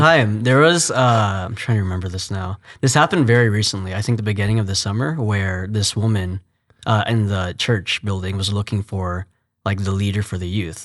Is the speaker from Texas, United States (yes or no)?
yes; Fort Worth, Texas, United States; moved away as an adult; also born or lived in New Jersey; now in Houston, United States; from Fort Worth. Well, I was born in New Jersey, but basically a Texan. I moved to Fort Worth when I was three.